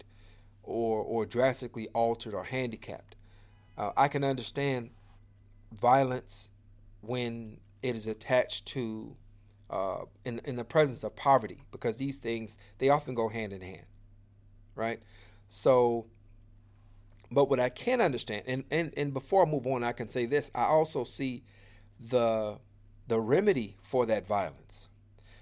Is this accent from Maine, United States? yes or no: no; Chicago, Illinois, United States; I'm from the Inglewood community, went to the Auburn Gresham community, but basically I'm from the south side of Chicago